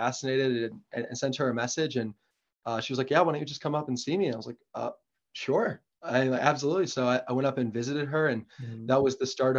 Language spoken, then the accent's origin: English; Kohler, Wisconsin, United States; I grew up in Wisconsin